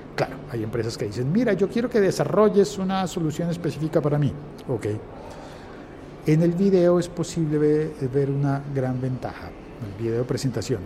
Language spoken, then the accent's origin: Spanish; Colombia; en mi país, en mi Colombia